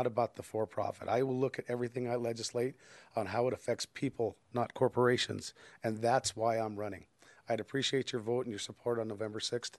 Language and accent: English; Denver, Colorado, United States; I've lived in the community since I was raised in Denver. I've lived here since I was 7, which was 42 years ago